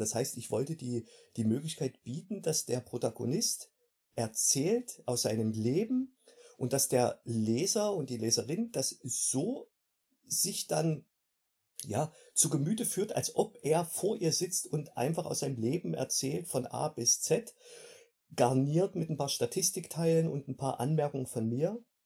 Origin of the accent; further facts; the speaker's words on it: Delitzsch, Saxony, Germany; moved away as an adult; also born or lived in Wolfen, Saxony-Anhalt; now in Salzburg state, Austria; komme ursprünglich aus der Region Delitzsch bei Leipzig. Geboren bin ich in Wolfen in Sachsen-Anhalt, damals Bezirk Halle